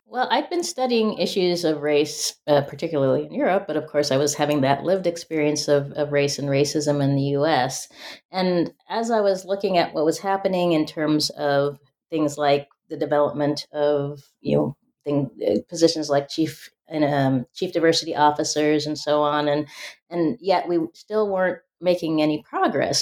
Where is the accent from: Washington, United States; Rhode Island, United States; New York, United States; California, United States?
Washington, United States; Spokane; growing up in Spokane, Washington